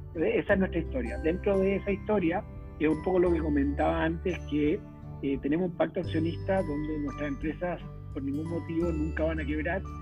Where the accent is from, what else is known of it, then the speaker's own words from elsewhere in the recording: Chile; moved away as an adult; also born or lived in Venezuela / Brazil; yo soy ingeniero civil de la Chile